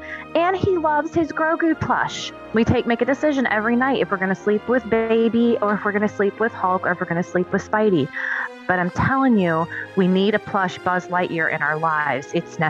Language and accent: English; North Carolina, United States; I grew up in North Carolina